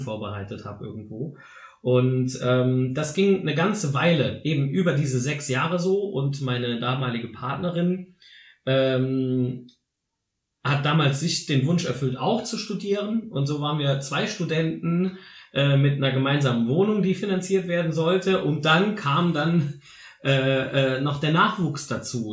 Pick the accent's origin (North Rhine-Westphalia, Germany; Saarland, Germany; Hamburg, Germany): Saarland, Germany; hier bei uns im Saarland